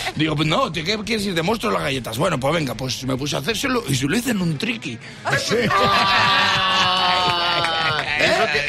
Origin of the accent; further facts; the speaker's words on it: Valladolid, Castile and León, Spain; Los que somos de Valladolid